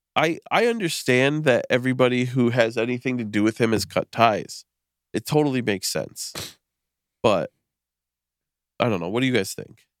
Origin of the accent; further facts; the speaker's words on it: Western Massachusetts, United States; I'm from Western Mass